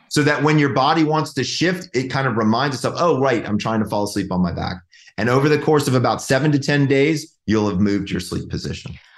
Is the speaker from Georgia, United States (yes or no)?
yes; Georgia, United States; moved away; I'm from Georgia. Like it's like old home for me.